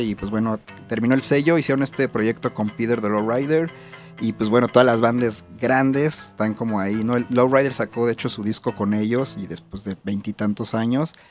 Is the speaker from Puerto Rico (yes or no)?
no; Mexico; Somos los únicos mexicanos, y latinos